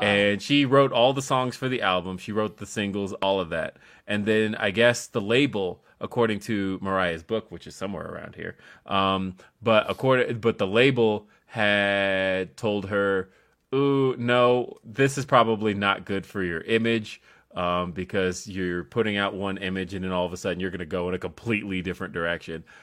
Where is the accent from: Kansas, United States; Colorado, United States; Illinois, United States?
Colorado, United States; Aurora; it takes me, like, twenty minutes to get to Denver